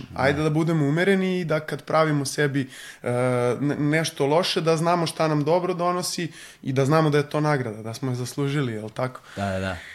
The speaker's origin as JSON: {"language": "Croatian", "region": "Belgrade", "country": "Serbia", "tie": "born or raised there", "said": "Beogradsko sam dete, Aha. ceo život sam živeo na Vračaru"}